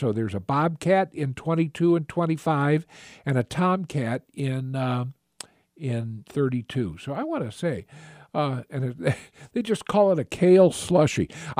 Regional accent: Kanagawa, Japan; born there; I actually, I was born in Japan when my father was in the Navy. So he was stationed in Kamiseya there.

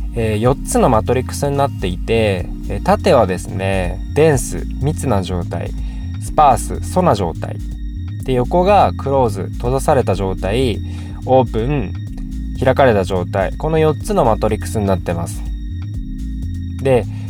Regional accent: Kyushu, Japan; moved away as an adult; now in Tokyo, Japan; 僕自身もともと九州の比較的田舎から上京してきてもう約10年ぐらいになる

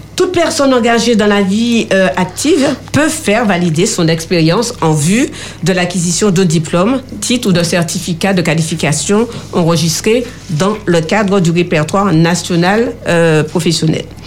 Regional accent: Martinique; chez nous en Martinique

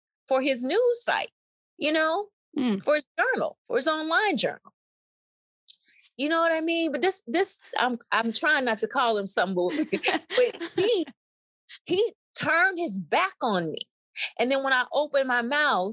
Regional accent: Mississippi, United States; I'm from Mississippi

